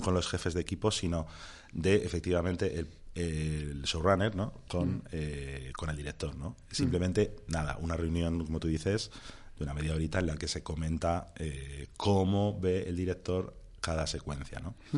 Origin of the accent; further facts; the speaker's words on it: Béjar, Castile and León, Spain; en el instituto de, mi pueblo de Béjar